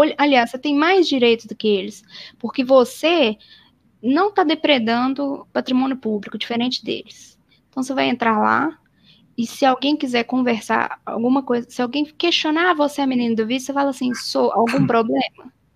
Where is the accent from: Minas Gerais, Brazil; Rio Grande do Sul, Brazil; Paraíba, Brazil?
Minas Gerais, Brazil; Belo Horizonte; eu sou de Belo Horizonte, aqui em Belo Horizonte